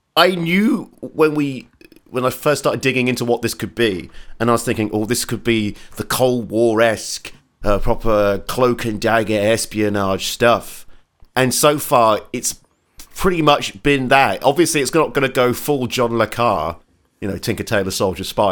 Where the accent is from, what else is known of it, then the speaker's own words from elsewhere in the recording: Portsmouth, South East England, United Kingdom; Portsmouth, which is my hometown